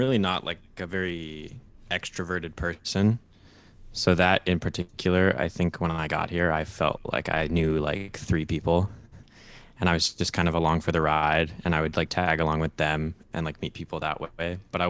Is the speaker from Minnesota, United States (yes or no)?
yes; Rochester, Minnesota, United States; moved away as an adult; also born or lived in Boston; I'm 20 years old, born and raised in Rochester, Minnesota